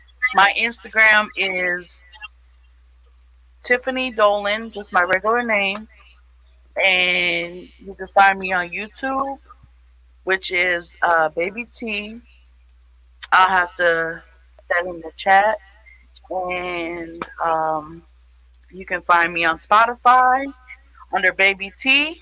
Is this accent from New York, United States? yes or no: yes; New York, United States; born there; also born or lived in Florida; now in St. Louis, United States; So, I was born in New York, upstate New York. I moved to Florida, and I moved there with my family. I moved to St. Louis by myself to be independent. I've been here 8 years